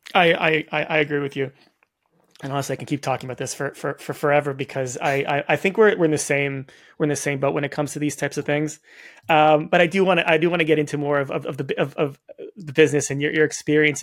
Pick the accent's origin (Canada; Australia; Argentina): Canada; Toronto, Ontario; I'm from Toronto.